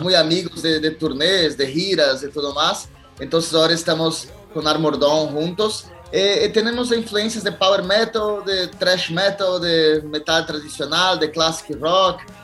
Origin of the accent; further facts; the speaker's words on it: Brazil; Es un país muy grande